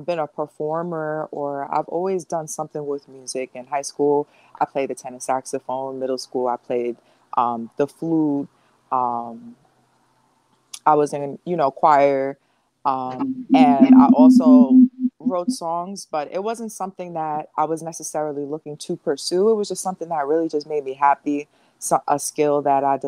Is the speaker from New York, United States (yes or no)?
yes; Long Island, New York, United States; I'm from Long Island, New York.